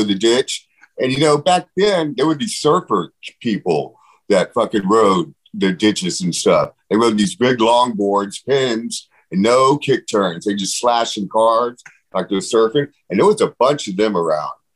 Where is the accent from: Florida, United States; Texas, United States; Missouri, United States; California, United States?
Texas, United States; Pasadena; also born or lived in Houston, Texas; I was born in Houston, and uh, we lived in Pasadena, Pasadena, Texas, a little suburb of Houston